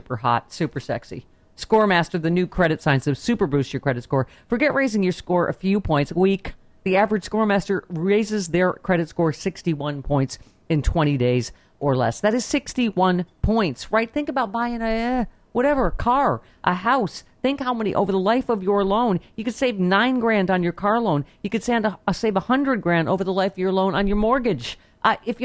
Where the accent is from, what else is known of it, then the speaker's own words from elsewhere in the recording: United States; I am terrified as an American